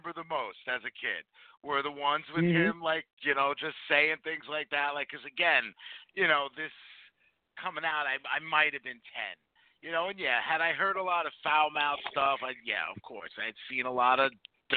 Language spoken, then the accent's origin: English; New York City, New York, United States; growing up in New York